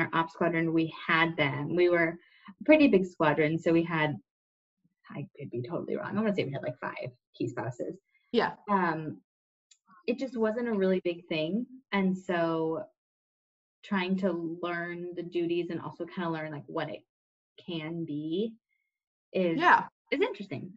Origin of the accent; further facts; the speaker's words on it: Indiana, United States; I grew up in Indiana